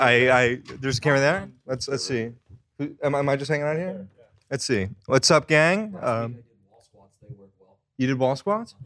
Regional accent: Philadelphia, Pennsylvania, United States; I'm from Philadelphia, but I'm planning on moving down here.

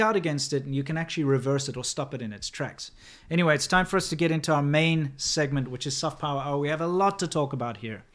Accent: South Africa; moved away as an adult; also born or lived in China; as a person growing up in South Africa

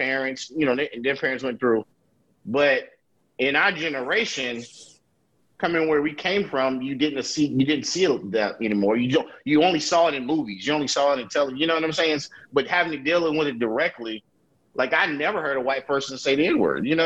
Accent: Durham, North Carolina, United States; growing up in Durham, you rarely had racism because everybody in Durham was Black

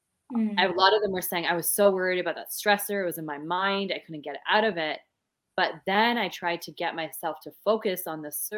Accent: Canada; I am from Canada, so don't have the beautiful accent that you all have.

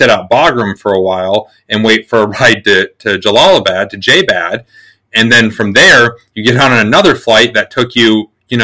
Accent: South Dakota, United States; moved away as an adult; now in New Hampshire, United States; I grew up in South Dakota. I joined the Army when I was 18

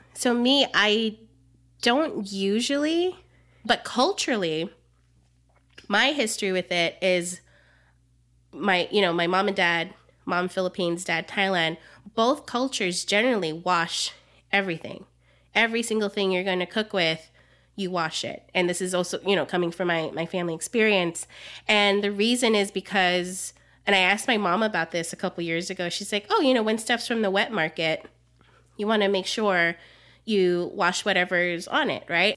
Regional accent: Jamaica; now in Miami, United States; I'm Jamaican

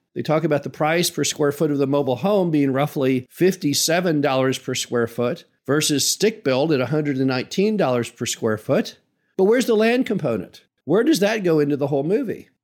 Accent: Midwest, United States; as a Midwesterner

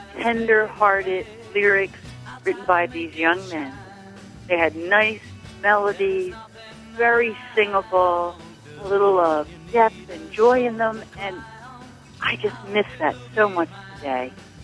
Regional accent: Cape May Court House, New Jersey, United States; I am from Cape May Courthouse, New Jersey.

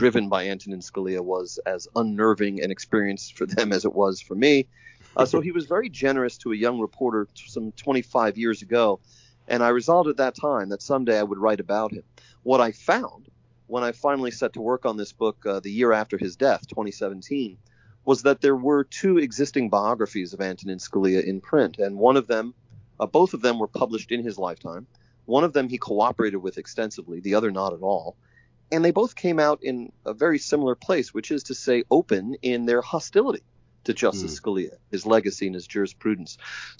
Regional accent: Staten Island, New York, United States; And I'm an outer borough New Yorker as well. I come from Staten Island.

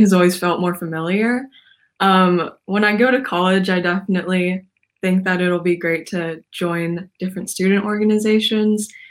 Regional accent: Portland, Oregon, United States; I am from Portland, Oregon

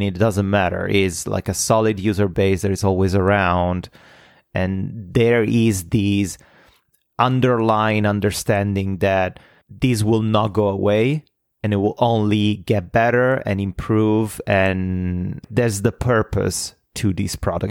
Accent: Italy; moved away as an adult; now in North America; I'm Italian. Uh, I lived, I was born in Italy and I lived in Italy until I was twenty-seven

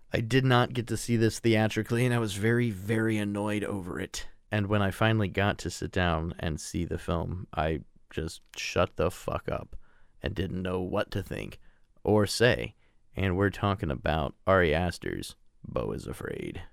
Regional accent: United States; being an American

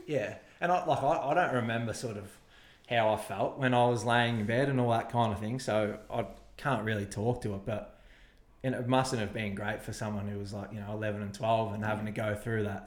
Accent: Shepparton, Victoria, Australia; also born or lived in Tallygaroopna; growing up in Shep

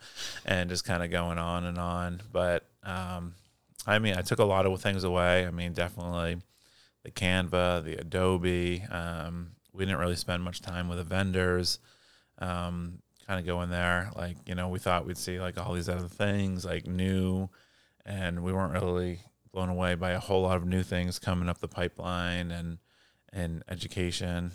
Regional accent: Portland, Maine, United States; moved away; I grew up in Portland, Maine

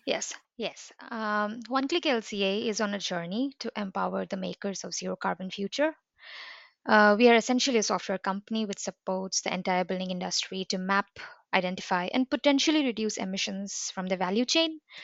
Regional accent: India; now in Bergen, Norway; I'm from India

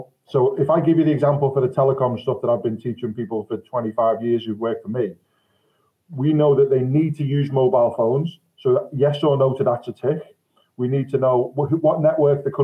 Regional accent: Liverpool, North West England, United Kingdom; I'm from Liverpool

